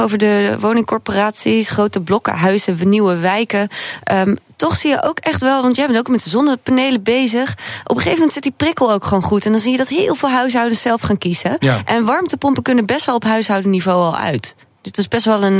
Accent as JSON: {"language": "Dutch", "region": "Groningen", "country": "Netherlands", "tie": "born or raised there", "said": "ik ben een geboren Groningse"}